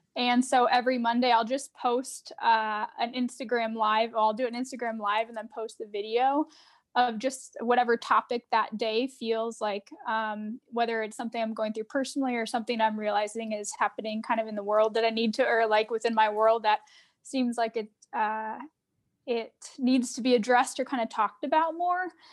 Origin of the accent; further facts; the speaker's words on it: Arizona, United States; moved away as an adult; now in Minneapolis, United States; I'm originally from Arizona, but I live in Minneapolis now about, it's been about nine years